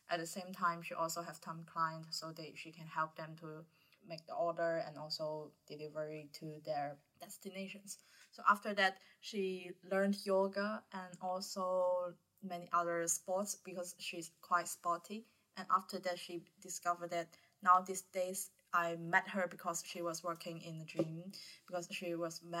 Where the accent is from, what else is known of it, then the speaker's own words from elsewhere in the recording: Guangzhou, Guangdong, China; English is a second language; moved away as an adult; now in Hong Kong; I come from Guangzhou. I'm a year 4 student majoring in cultural studies.